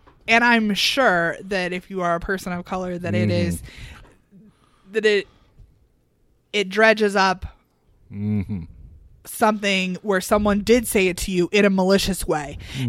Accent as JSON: {"language": "English", "region": "Illinois", "country": "United States", "said": "Yeah, I mean, we're from Central Illinois."}